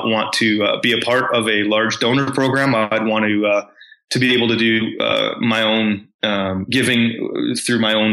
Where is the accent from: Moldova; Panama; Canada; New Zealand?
Canada; growing up in Canada was very privileged